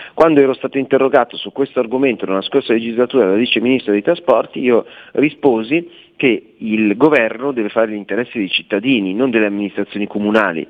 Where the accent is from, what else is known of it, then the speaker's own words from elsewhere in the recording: Milan, Lombardy, Italy; siamo milanesi